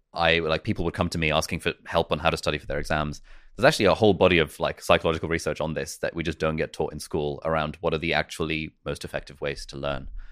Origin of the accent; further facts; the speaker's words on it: United Kingdom; also born or lived in Karachi, Pakistan / Lesotho; we made a plan to move to the U K. And so we came to the U K